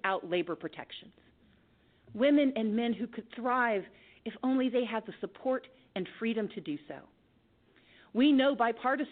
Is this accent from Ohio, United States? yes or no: no; Georgia, United States; my home state